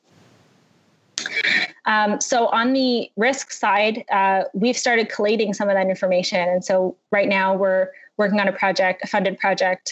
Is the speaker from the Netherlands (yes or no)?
no; Toronto, Ontario, Canada; my hometown of Toronto